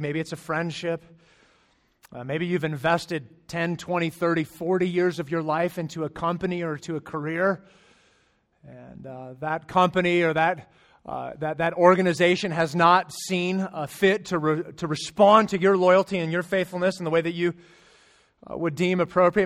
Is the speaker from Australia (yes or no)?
no; Arizona, United States; moved away; I'm from Arizona